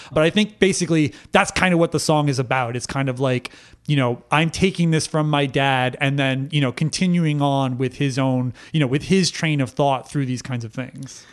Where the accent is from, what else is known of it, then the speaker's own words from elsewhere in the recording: Connecticut, United States; I was raised in Connecticut